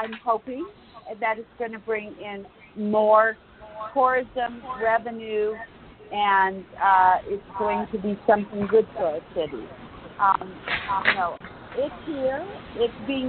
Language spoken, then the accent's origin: English; Los Angeles, California, United States; now in Las Vegas, United States; I'm from Los Angeles